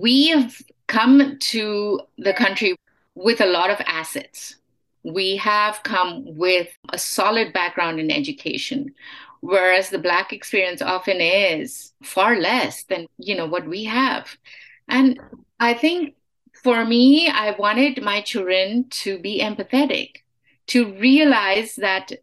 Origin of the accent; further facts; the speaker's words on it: India; moved away as an adult; now in United States; Yeah, I have been here for most of my life, but I am Indian. I mean, I am Indian American.